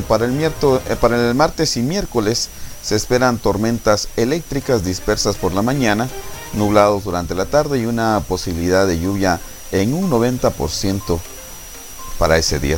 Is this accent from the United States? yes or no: no; Guatemala; como guatemaltecos